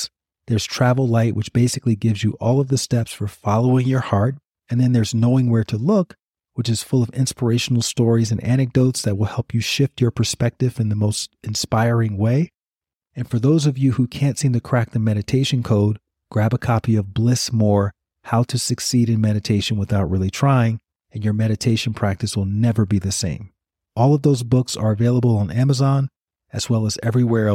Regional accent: Montgomery, Alabama, United States; my hometown of Montgomery, Alabama.

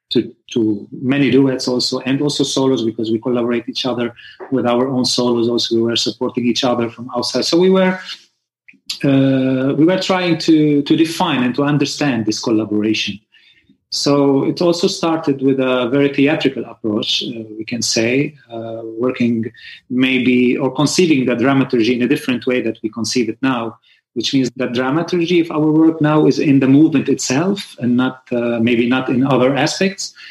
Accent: Lebanon; I came from Lebanon to Barcelona for a workshop, and we met in this workshop specifically.

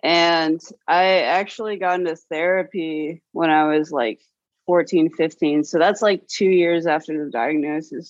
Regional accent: Norfolk, Virginia, United States; also born or lived in Portland area; now in Portland, United States; I was in Norfolk, Virginia

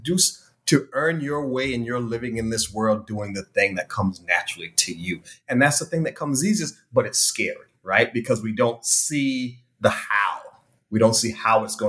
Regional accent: South Carolina, United States; also born or lived in New York; now in Hollywood, Florida, United States; I'm a born and raised country boy, Robin. So I'm from South Carolina originally

